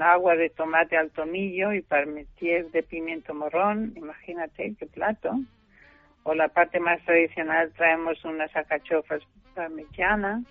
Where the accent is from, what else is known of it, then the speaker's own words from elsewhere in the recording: Germany; now in Spain; yo soy alemana